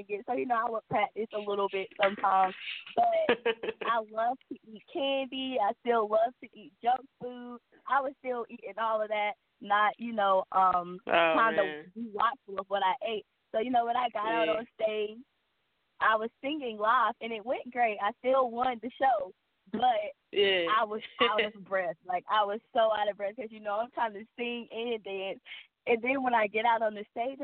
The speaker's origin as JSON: {"language": "English", "town": "Columbus", "region": "Georgia", "country": "United States", "said": "I'm from Columbus, Georgia"}